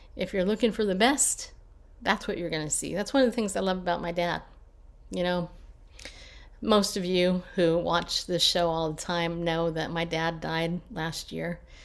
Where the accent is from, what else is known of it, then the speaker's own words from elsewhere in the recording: California, United States; also born or lived in New York; now in Tennessee, United States; I grew up in California